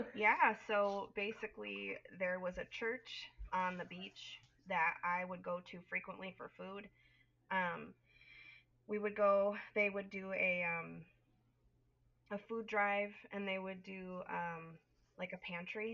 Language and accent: English; Northern Illinois, United States; I am from Northern Illinois, raised, born and raised um, in the Midwest